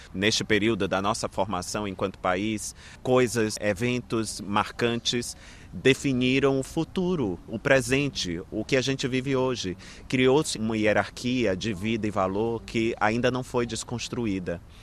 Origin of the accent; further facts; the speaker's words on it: Brazil; nas minhas origens, né? na história deste lugar de onde eu vim